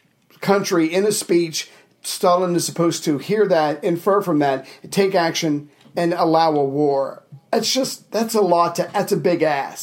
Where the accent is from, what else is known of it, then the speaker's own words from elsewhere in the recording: United States; for me, as an American